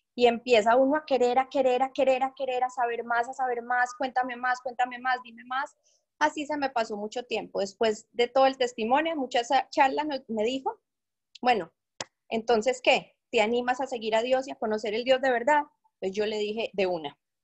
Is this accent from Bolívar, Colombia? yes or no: no; Medellín, Antioquia, Colombia; moved away as an adult; also born or lived in Bogotá, Colombia; now in Panama; soy de Medellín, pero por circunstancias de la vida y por mi esposo, viví en Bogotá muchísimos años y ahora eh, les estoy hablando desde Panamá